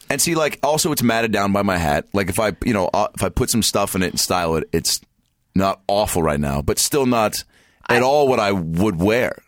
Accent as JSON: {"language": "English", "town": "Seattle", "region": "Washington", "country": "United States", "tie": "born or raised there", "moved": "yes", "said": "I grew up in the Pacific Northwest"}